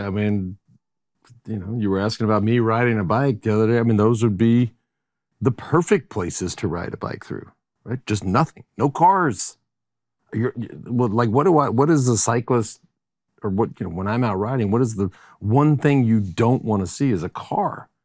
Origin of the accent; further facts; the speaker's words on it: Texas, United States; also born or lived in Colorado; now in Austin, United States; born and raised in Texas and moved to Austin in nineteen eighty-nine